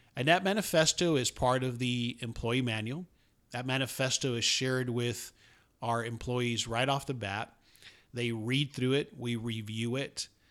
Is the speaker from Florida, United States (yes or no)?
yes; Miami, Florida, United States; moved away as an adult; now in Dallas, United States; I grew up in South Florida, although I've been in the Dallas area since nineteen eighty-nine, uh, but most of my childhood and early adulthood was spent in Miami